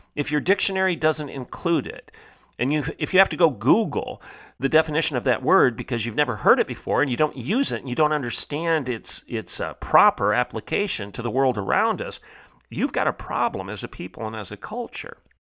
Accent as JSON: {"language": "English", "country": "United States", "said": "I, as an American"}